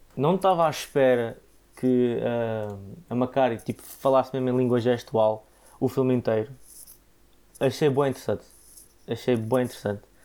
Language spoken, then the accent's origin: Portuguese; Portugal; como Tugas